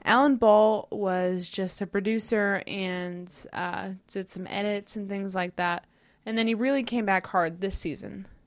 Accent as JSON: {"language": "English", "country": "United States", "said": "I'm American"}